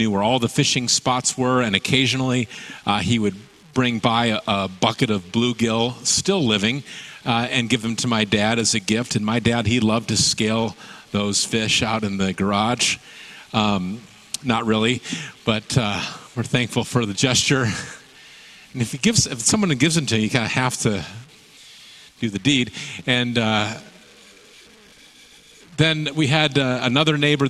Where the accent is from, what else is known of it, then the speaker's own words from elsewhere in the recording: Michigan, United States; now in Salem, United States; the neighborhood where I grew up in Michigan